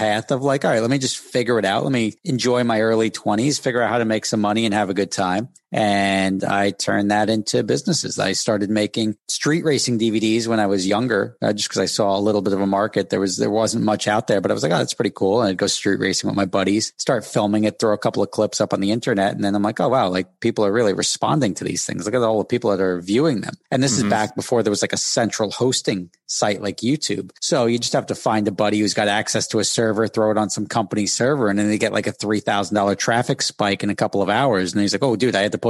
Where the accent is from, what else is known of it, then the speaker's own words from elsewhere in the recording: Dumont, New Jersey, United States; also born or lived in Hackensack, New Jersey; I was born in Hackensack Hospital, grew up in Dumont, New Jersey